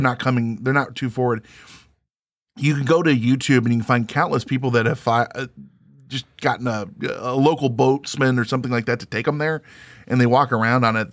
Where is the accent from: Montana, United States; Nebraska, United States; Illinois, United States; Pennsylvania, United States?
Illinois, United States; Springfield; moved away; I'm from Springfield, Illinois, outside of there originally